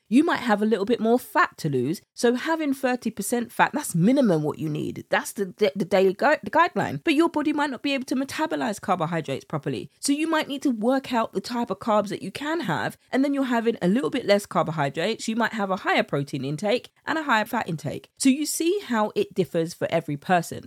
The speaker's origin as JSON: {"language": "English", "country": "United Kingdom", "accent": "British", "said": "my British accent"}